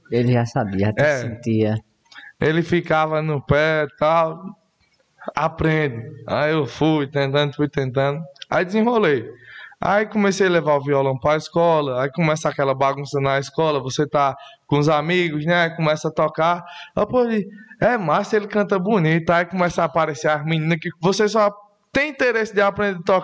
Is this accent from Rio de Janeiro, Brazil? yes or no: no; Areal, Paraíba, Brazil; Sou um filho do mato, igual o povo fala que com pouca uhum. idade também vim morar na rua, sou de Areal, aqui vizinho de Esperança, né, município.